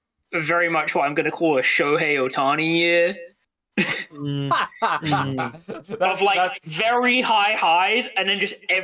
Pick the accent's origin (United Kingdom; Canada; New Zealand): United Kingdom; We are unfortunately British.